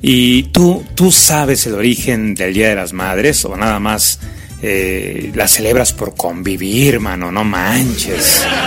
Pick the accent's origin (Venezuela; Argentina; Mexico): Mexico; así somos los mexicanos